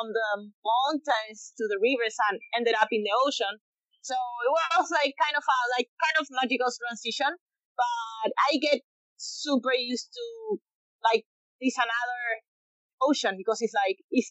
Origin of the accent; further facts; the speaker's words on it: Chile; Born and raised in Chile